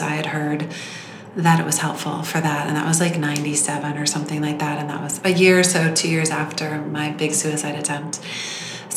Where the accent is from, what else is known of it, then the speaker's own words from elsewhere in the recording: Southern California, United States; I grew up in Southern California